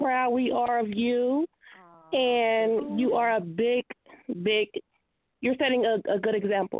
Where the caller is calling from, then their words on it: Dayton, Ohio, United States; I'm calling from Dayton, Ohio.